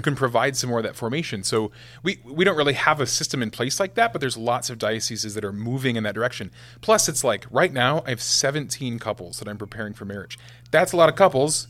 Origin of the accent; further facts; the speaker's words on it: West Point, Nebraska, United States; West Point, Nebraska is where I'm from. So, yeah, I had the same thirty-two kids in my class from kindergarten to twelfth grade.